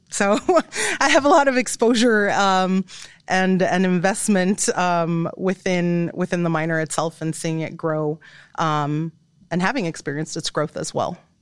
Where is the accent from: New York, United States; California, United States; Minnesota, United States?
California, United States; Inglewood; moved away as an adult; also born or lived in Illinois; now in Iowa, United States; I'm coming from Englewood, California.